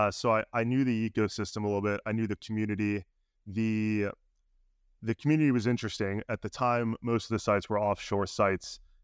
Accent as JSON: {"language": "English", "town": "Chicago", "region": "Illinois", "country": "United States", "said": "I'm from Chicago."}